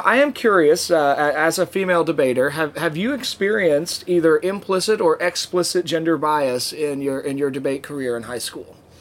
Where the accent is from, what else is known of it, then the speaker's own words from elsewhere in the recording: Norfolk, Virginia, United States; my hometown where I grew up in Norfolk, Virginia